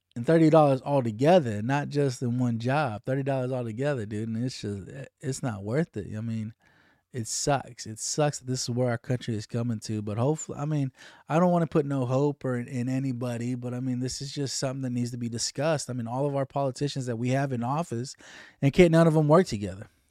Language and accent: English; United States; as American citizens